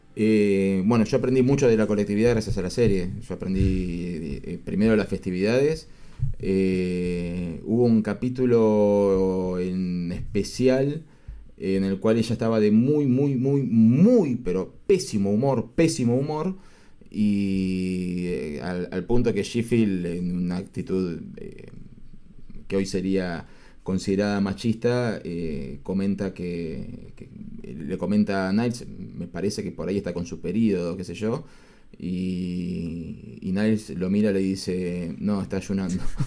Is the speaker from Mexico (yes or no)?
no; Argentina; nosotros somos todos argentinos